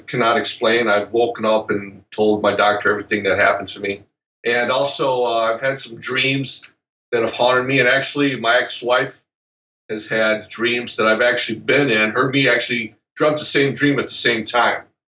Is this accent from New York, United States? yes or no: no; Northville, Michigan, United States; also born or lived in Romulus, Michigan; my actual hometown is Northville